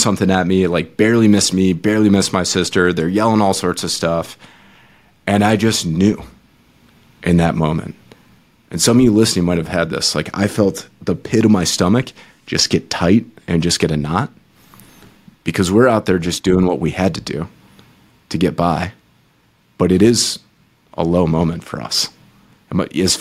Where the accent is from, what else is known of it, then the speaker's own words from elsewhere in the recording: Michigan, United States; I grew up in Michigan